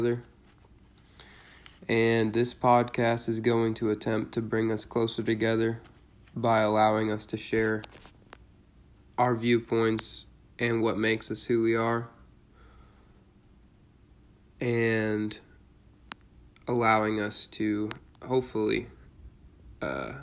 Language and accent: English; Cleveland, Ohio, United States; I was born in Cleveland, Ohio on January 21st, 1996 in Garfield Heights, Ohio